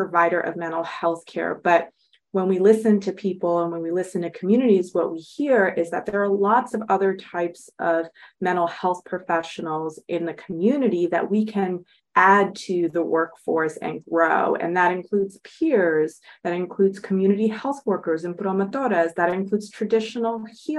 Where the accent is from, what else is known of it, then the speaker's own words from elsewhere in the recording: Los Angeles, California, United States; I grew up in Los Angeles.